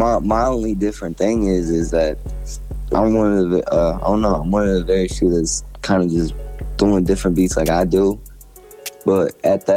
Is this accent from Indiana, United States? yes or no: no; Flint, Michigan, United States; I'm from Flint, Michigan.